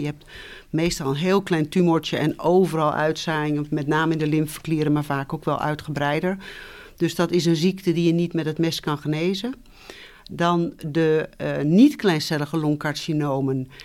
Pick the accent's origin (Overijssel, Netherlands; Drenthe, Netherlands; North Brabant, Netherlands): Overijssel, Netherlands; Twente; moved away as an adult; also born or lived in Utrecht / Tilburg / Nijmegen; opgegroeid ben ik in Twente, in een klein dorp